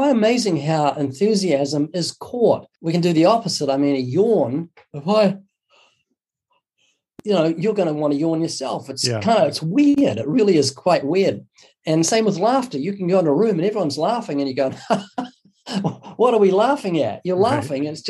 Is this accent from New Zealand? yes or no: yes; New Zealand; moved away as an adult; also born or lived in Southern California; now in California, United States; I was born twice in New Zealand. You might notice a very slight accent. That's because I'm from down under. I've been living in the U.S. for 32 years